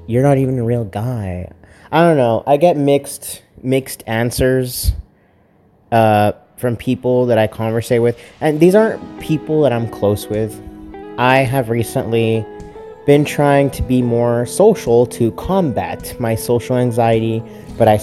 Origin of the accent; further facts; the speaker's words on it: Texas, United States; I'm from Texas. I was born in Texas. I was raised in Texas